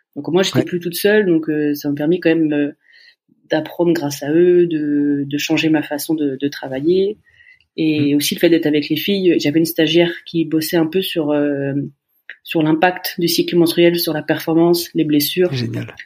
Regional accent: Laval, Pays de la Loire, France; je suis de la Mayenne, je suis de Laval

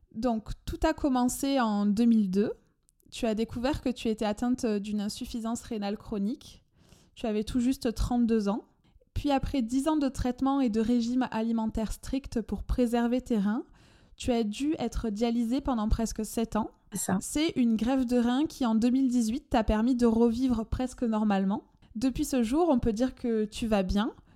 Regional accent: France; accent: chantant; mon accent chantant

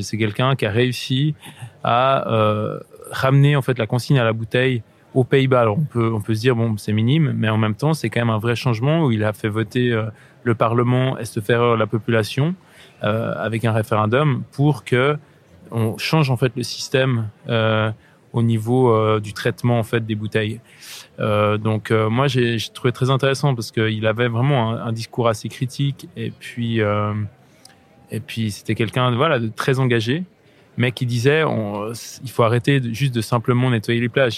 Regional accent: Switzerland; là je me trouve sur une plage au bord du lac Léman, chez moi en Suisse

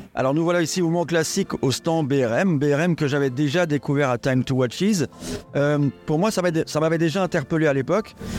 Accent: Switzerland; je viens de Suisse

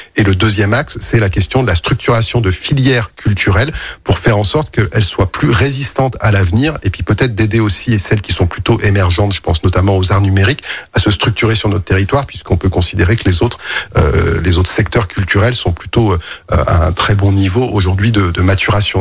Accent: Lyon, Auvergne-Rhône-Alpes, France; also born or lived in Villeurbanne; je suis né à la Croix-Rousse

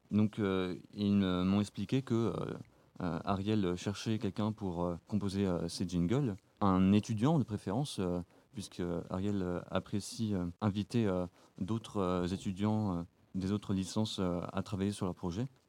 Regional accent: Marne, Grand Est, France; Je viens de, de la Marne

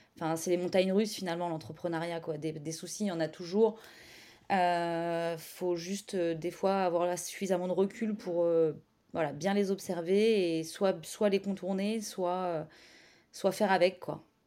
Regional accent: Caen, Normandy, France; moved away as an adult; also born or lived in Paris; now in Caen, France; je suis originaire de Caen, on est revenu sur Caen

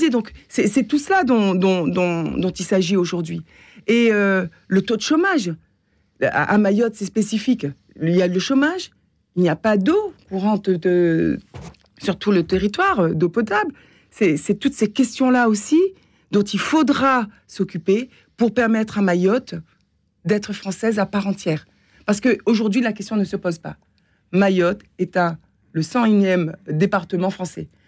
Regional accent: Réunion; Non, nous, nous, sommes français, européens, je suis réunionnaise

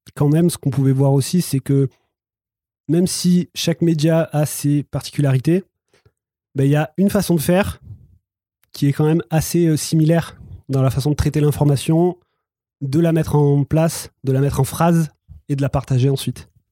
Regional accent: the South, southern France, France; je viens, du Sud, peut-être que ça s'entend

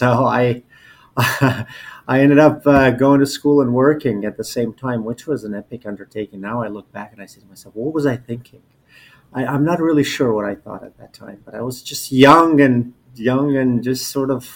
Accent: Albania; moved away as an adult; now in United States; I was born and raised in Albania

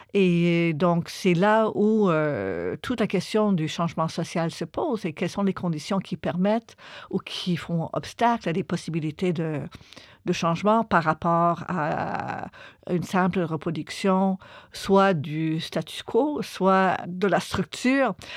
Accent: Montreal, Quebec, Canada; j'ai grandi à Montréal, au Québec, au Canada

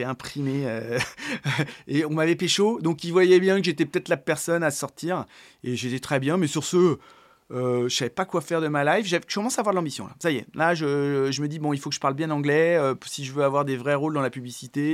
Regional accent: Paris, Île-de-France, France; also born or lived in Boulogne-Billancourt; je suis parisien. Alors, je suis né à Boulogne-Billancourt. Euh, j'ai grandi à Paris, puis en très proche banlieue parisienne

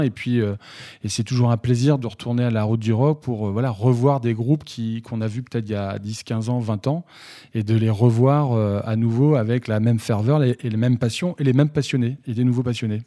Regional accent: Saint-Brieuc, Brittany, France; à, côté de chez moi à Saint-Brieuc

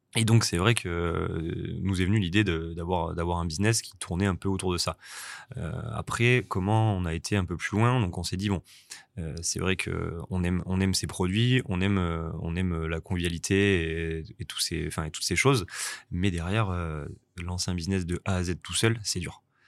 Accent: Angoulême, Nouvelle-Aquitaine, France; also born or lived in Bordeaux; now in Nice, France; je suis originaire d'Angoulême, donc en Charente

